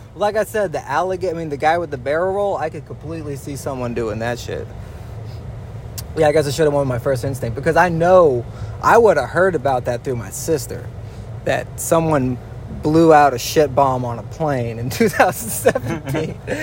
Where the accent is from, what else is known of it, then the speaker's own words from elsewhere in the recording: Dallas, Georgia, United States; We grew up in Dallas, Georgia. We all know what happens out here.